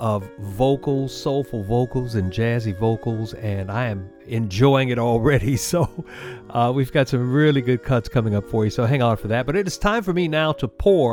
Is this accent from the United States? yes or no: yes; New Orleans, Louisiana, United States; I'm from New Orleans, so I can speak that way